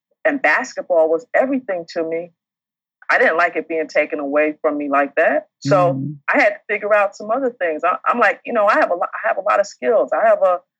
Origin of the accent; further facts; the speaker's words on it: New York, United States; moved away; We're from New York